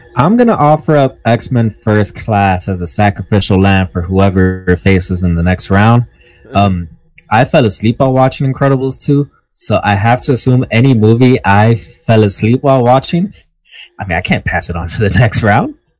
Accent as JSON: {"language": "English", "town": "New York City", "region": "New York", "country": "United States", "said": "I'm from Manhattan."}